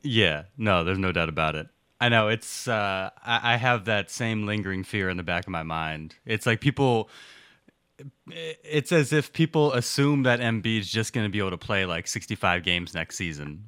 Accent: Philadelphia, Pennsylvania, United States; my hometown of Philadelphia

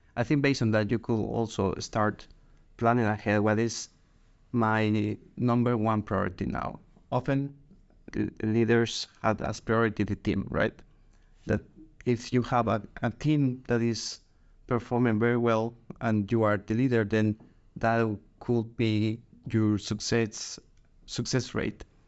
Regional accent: Guatemala; moved away as an adult; now in Denmark; I'm originally from Guatemala, but I have been living in Denmark for

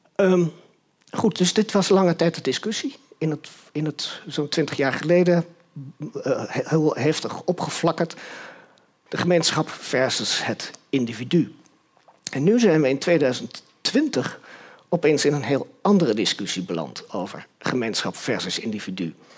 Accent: Utrecht, Netherlands; also born or lived in Nijmegen; ik ben in Utrecht opgegroeid

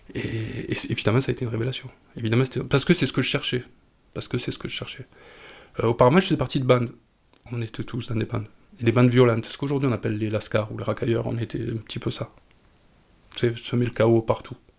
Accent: Camargue, Provence-Alpes-Côte d'Azur, France; Je suis né en Camargue, mais je suis d'origine grecque, d'Asie mineure

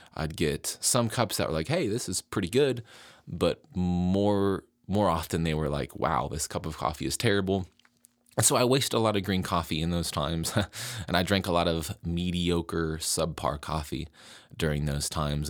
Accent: West Virginia, United States; I moved back to my home state of West Virginia

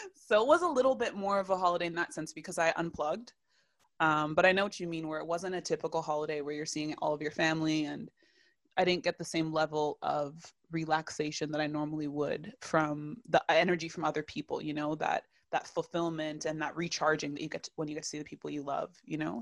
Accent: Toronto, Ontario, Canada; I, too, was born and raised in Toronto

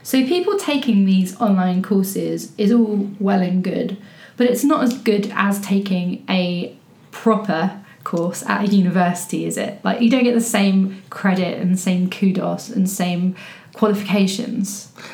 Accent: England, United Kingdom; i'm english

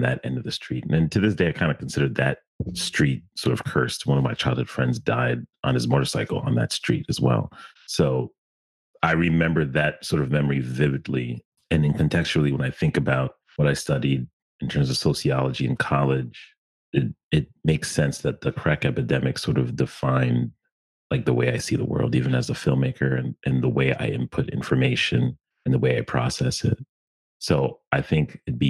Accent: Stamford, Connecticut, United States; I was born and raised in Connecticut in an interesting time

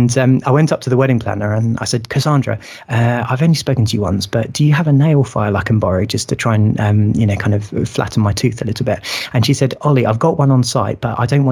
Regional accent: Sussex, South East England, United Kingdom; I grew up in Sussex

